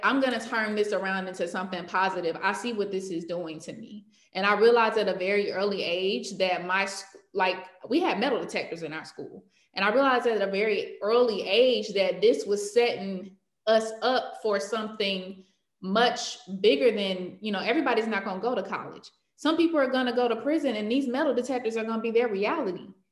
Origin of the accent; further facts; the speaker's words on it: Clayton County, Georgia, United States; I'm from Clayton County, Georgia